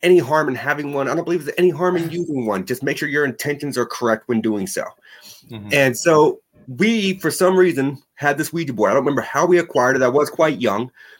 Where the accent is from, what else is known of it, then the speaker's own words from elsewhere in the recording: New Hampshire, United States; born there; also born or lived in Las Vegas / Oklahoma / Texas / Alabama; I was born in New Hampshire. We moved from New Hampshire to Las Vegas. We moved from Las Vegas to Oklahoma, from Oklahoma to Texas, from Texas to Alabama, and then back to New Hampshire.